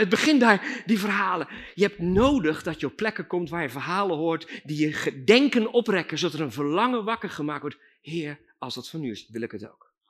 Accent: Belgium; also born or lived in Friesland, Netherlands; now in Netherlands; ik ben opgegroeid in België en toen riep God ons naar Friesland

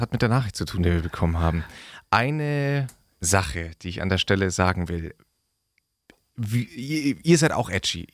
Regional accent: Augsburg, Bavaria, Germany; wo ich herkomme und ich sage aus Augsburg

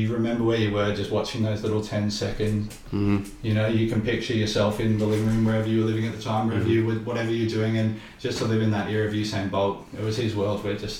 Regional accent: Redcliffe, Queensland, Australia; growing up in Redcliffe

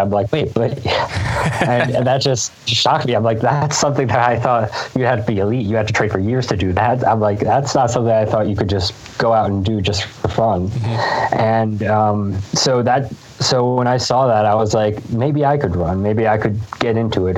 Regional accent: Lancaster, Pennsylvania, United States; I grew up in Lancaster, Pennsylvania

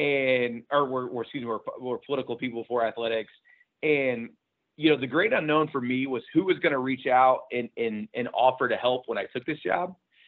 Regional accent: Indianapolis, Indiana, United States; born and raised in Indianapolis, right? So this is my backyard.

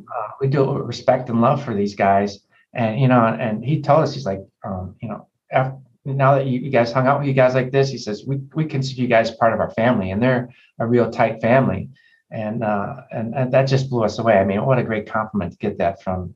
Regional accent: Chicago, Illinois, United States; growing up in Chicago

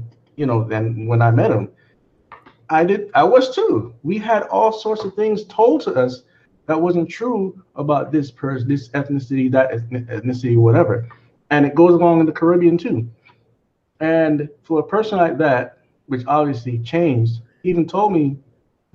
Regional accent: Miami, Florida, United States; also born or lived in Jamaica; I was born there, but I came up here pretty young. I think 4 or 5 years old

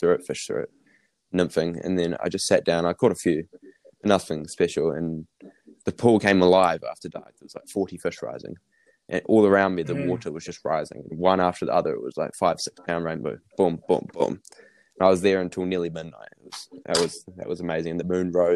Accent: New Zealand; I'm from New Zealand

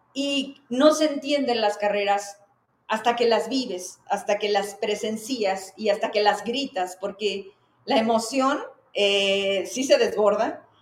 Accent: Zacatecas, Mexico

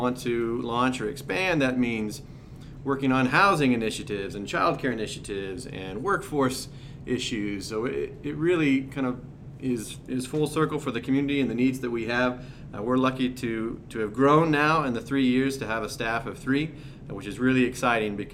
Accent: Ellsworth, Kansas, United States; now in Liberal, United States; Born and raised in Ellsworth, Kansas, moved to Liberal in 2006

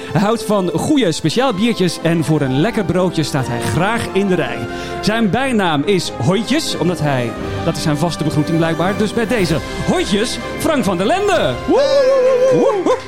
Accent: Belgium; now in Netherlands; ik ben een Belg

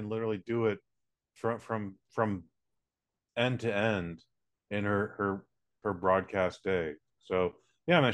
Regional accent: San Francisco, California, United States; I'm from San Francisco

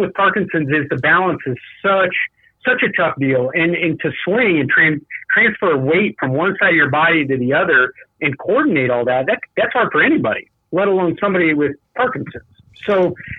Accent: Tucson, Arizona, United States; now in Phoenix, United States; I'm a Tucson guy. I grew up in Tucson.

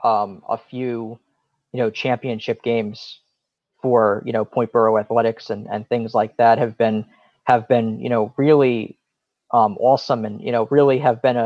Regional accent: Point Pleasant, New Jersey, United States; I grew up in Point Borough

